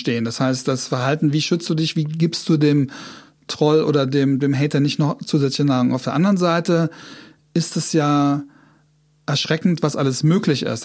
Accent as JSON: {"language": "German", "town": "Trier", "region": "Rhineland-Palatinate", "country": "Germany", "moved": "yes", "said": "ich komme aus Trier"}